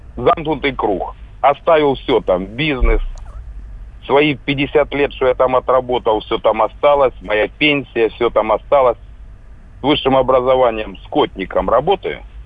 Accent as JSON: {"language": "Russian", "country": "Ukraine", "moved": "as an adult", "lives_now": "Belgorod Oblast, Russia", "said": "Мы беженцы с Украины"}